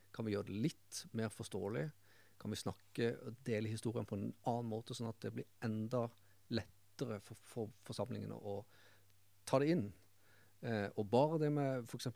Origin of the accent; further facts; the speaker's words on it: Kristiansand, Agder, Norway; jeg vokste opp eh, Rand i Randesund sjøl.